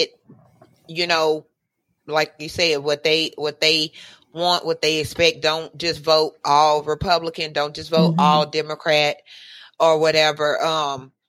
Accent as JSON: {"language": "English", "region": "Louisiana", "country": "United States", "said": "I'm from Louisiana."}